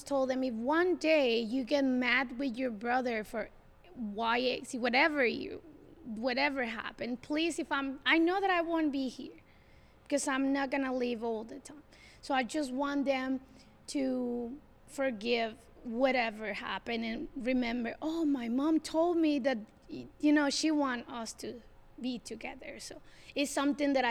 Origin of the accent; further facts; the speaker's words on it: Mexico; first language Spanish; English is a second language; moved away as an adult; now in Ashland, United States; I moved here in 2003, so I didn't born here. I'm from Mexico.